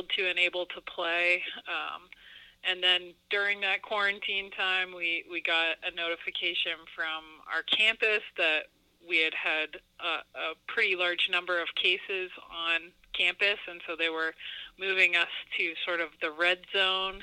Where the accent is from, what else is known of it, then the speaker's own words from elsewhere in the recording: Yarmouth, Maine, United States; I grew up in Yarmouth, Maine, which is very close to L.L. Bean and Portland, small town